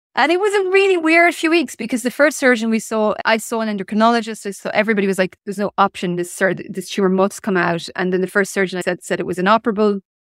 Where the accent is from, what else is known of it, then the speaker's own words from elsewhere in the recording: Ireland; also born or lived in Limerick; I was born in nineteen seventy-six in Ireland. So I grew up in the eighties and early nineties